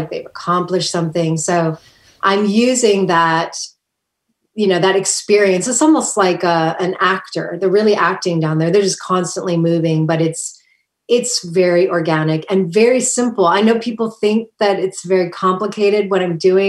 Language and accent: English; Kailua, Hawaii, United States; moved away; I grew up in Hawaii on the island of Oahu.